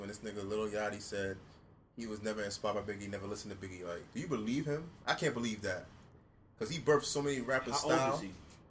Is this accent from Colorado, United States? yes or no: no; New York, United States; I'm from New York, so listen to me.